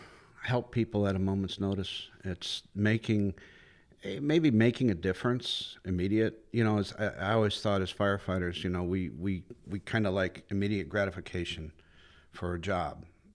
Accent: Ohio, United States; moved away as an adult; now in Florida, United States; I'm actually from Northeast Ohio, but I moved down here when I was 18 years old

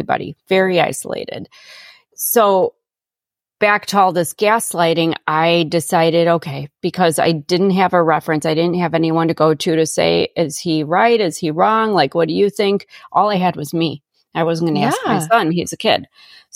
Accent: Chicago, Illinois, United States; moved away as an adult; I grew up in Chicago and now I'm, you know, 90 miles southwest of Chicago in the middle of nowhere

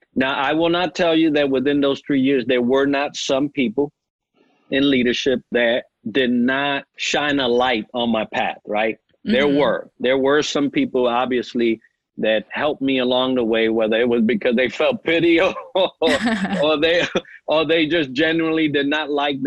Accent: New York, United States; accent: New York; moved away; I may still have a New York accent, right? You could probably say, oh, that guy's from New York somewhere up north. And I don't think I ever lost

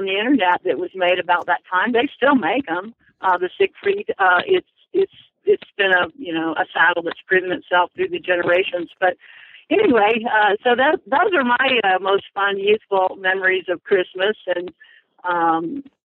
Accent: Orlando, Florida, United States; moved away as an adult; I was born in Orlando, lived there until I graduated from high school.

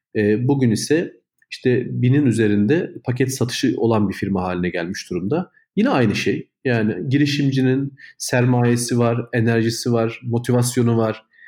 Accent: Kahramanmaraş, Turkey; now in Istanbul, Turkey; biz de aynı zamanda Kahramanmaraşlıyız. Memleketimiz Kahramanmaraş.

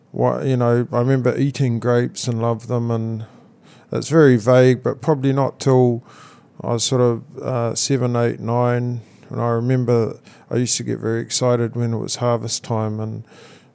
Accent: Manutuke, Gisborne, New Zealand; I was born in Manatuki, Gisborne, actually right next to the very plot right next to where James and Annie Milton live

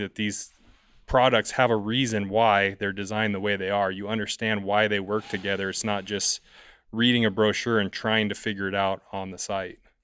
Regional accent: San Diego, California, United States; I'm from San Diego, California

